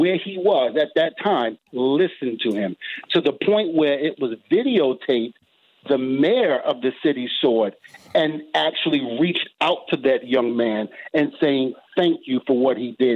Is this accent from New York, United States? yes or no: yes; New York City, New York, United States; me growing up in Brooklyn, you know, New York, in the projects